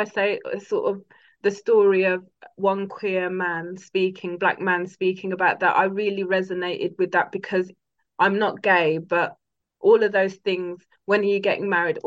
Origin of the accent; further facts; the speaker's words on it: United Kingdom; also born or lived in Ghana (ancestry); as a Ghanaian as well, British Ghanaian